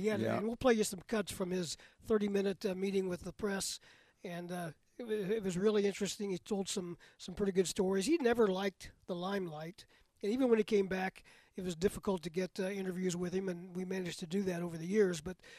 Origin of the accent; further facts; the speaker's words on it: Ohio, United States; moved away; I was growing up in Ohio